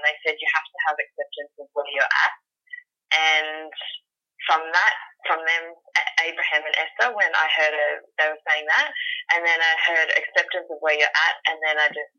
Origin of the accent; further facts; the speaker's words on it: Sydney, New South Wales, Australia; I'm from Sydney, Australia.